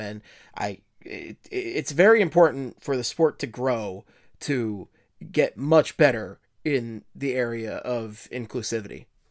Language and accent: English; Philadelphia, Pennsylvania, United States; accent: Philly; my Philly accent